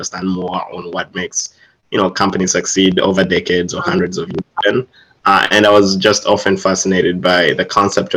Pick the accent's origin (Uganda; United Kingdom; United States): Uganda; I'm originally from Uganda, East Africa